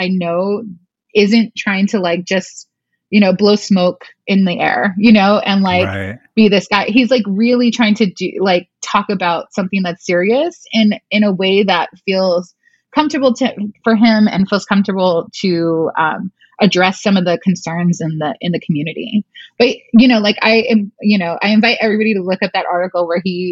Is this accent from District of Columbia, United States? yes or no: no; Glendale, California, United States; I grew up in Glendale and Outwater